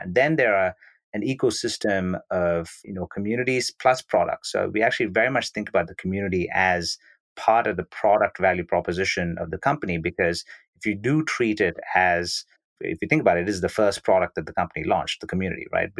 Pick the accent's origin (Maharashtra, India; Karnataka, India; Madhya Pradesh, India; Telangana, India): Karnataka, India; Bangalore; originally I was born and brought up in Bangalore, India